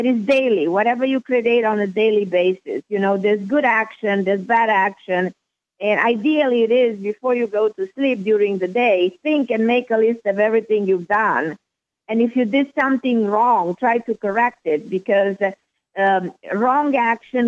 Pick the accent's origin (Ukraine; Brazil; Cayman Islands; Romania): Romania; moved away as an adult; now in United States; I was born in a communist country. I was born in Romania. I know what it is to be born during a communist regime, to live under communist regime, under Ceausescu regime